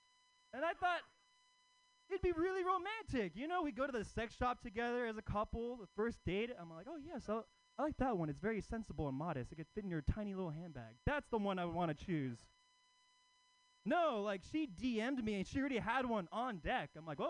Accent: Oakland, California, United States; But I'm actually not from San Francisco. I live in Oakland. You know, Oakland. Yeah, Oakland native across the East Bay.

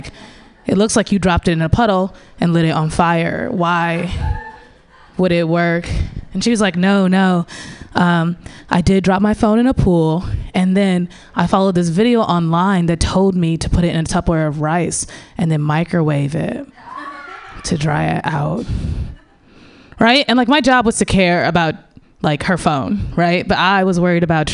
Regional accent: St. Louis, Missouri, United States; now in San Francisco Bay Area, United States; I grew up in St. Louis, Missouri

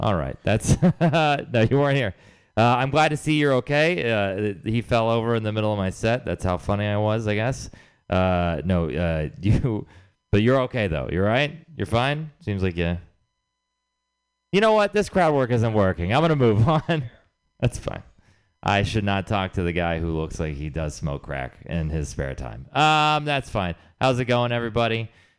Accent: Texas, United States; moved away; I'm from Texas, I should say. I'm originally from Texas.

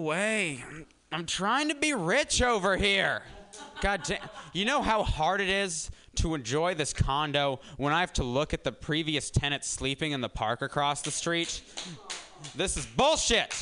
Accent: Denver, Colorado, United States; I'm here from Denver

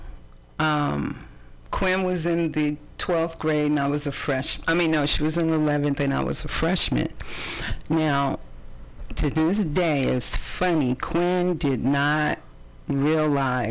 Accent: East Palo Alto, California, United States; also born or lived in San Francisco; now in Oakland, United States; We grew up in East Palo Alto

